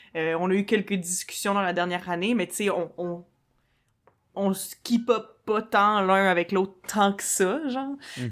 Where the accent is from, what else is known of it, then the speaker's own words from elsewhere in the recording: Quebec City, Quebec, Canada; moved away as an adult; also born or lived in Montreal; je suis partie de Québec, j'avais comme 19, puis je venais juste de finir le cégep